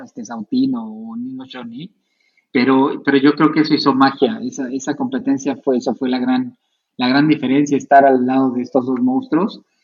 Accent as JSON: {"language": "Spanish", "town": "Tlalnepantla", "region": "State of Mexico", "country": "Mexico", "also_born_or_lived": "Monterrey", "said": "yo soy del Estado de México, de Tlane"}